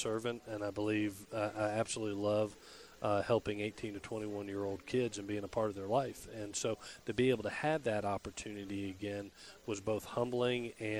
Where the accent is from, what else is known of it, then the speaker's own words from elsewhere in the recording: Southeast, United States; now in Statesboro, United States; I'm from the Southeast. Mm-hmm. I grew up in the Southeast.